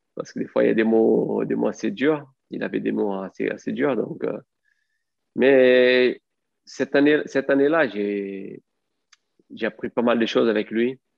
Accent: Brazil; French is a second language; moved away as an adult; also born or lived in France; je rentre au Brésil

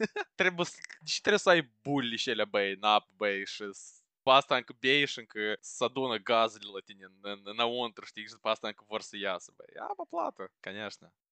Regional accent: Moldova; moved away as an adult; now in United Kingdom; Eu trăiesc în Marea Britanie și am trăit toată viața mea în Moldova

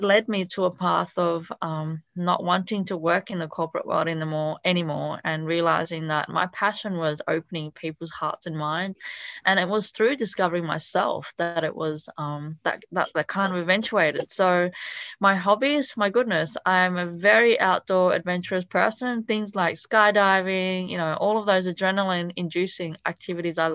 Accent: Italy; first language Italian; English is a second language; also born or lived in Thailand / Cambodia; now in Australia; my background is actually Cambodian, but I was born in a refugee camp in Thailand, and I actually grew up in Italy, so that was my first language

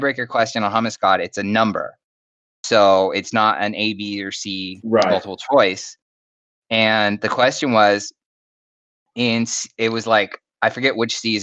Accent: Stockton, California, United States; That one is the one from my hometown. That one's in Stockton

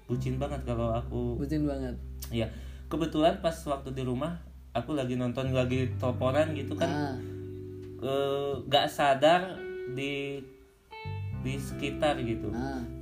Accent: West Java, Indonesia; Jawa Barat. Oh, Jawa Barat. Aku, juga Jawa Barat sih.

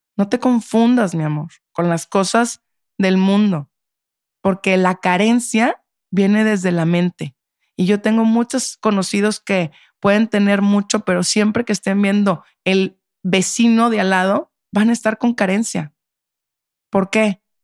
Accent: Monterrey, Nuevo León, Mexico; moved away; yo soy de Monterrey

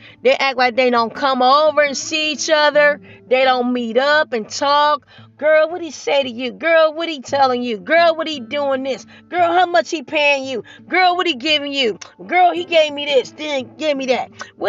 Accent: Nigeria; And I'm married to a Nigerian. And I'm Nigerian.

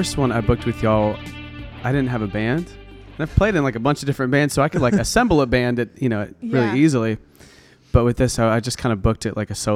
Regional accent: Denver, Colorado, United States; moved away; my family's from Colorado. We're from Denver

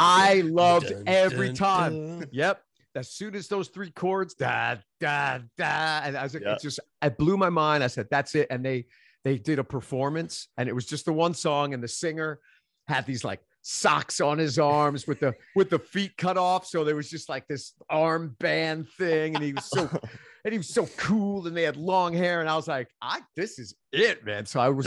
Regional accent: Queens, New York, United States; now in Nashville, United States; Queens, New York, born and raised in Queens, spent my adult life in the East Village of Manhattan. So I'm a New Yorker through and through.

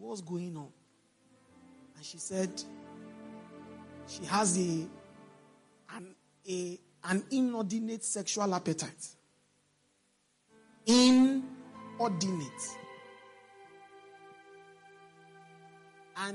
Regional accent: Nigeria; I'm Nigerian

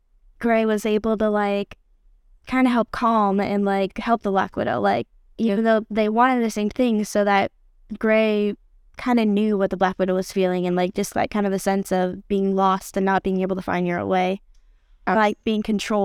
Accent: Longview, Texas, United States; born there; also born or lived in Tatum / Michigan / Daingerfield; I was born in Longview, and we've actually moved around quite a bit. We first started off at Tatum, then we actually moved to Michigan for a while, for about a year and a half, and then we moved back down to Dangerfield.

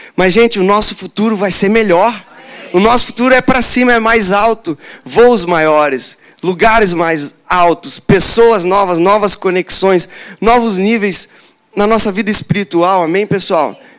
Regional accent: Joinville, Santa Catarina, Brazil; Eu sou, sou de Joinville, lá tem cachoeira

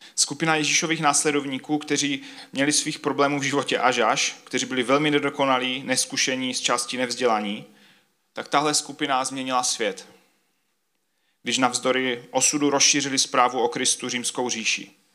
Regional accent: Czechia; všichni, kdo jsme z Česka

